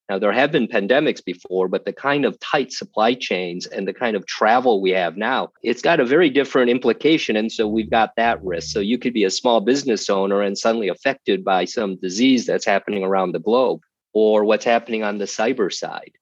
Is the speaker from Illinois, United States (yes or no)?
yes; Chicago, Illinois, United States; moved away; also born or lived in Austin, Texas; I'm from Chicago